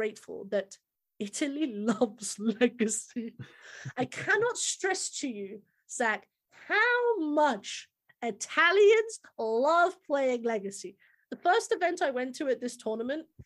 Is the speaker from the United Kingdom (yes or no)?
yes; United Kingdom; as a Brit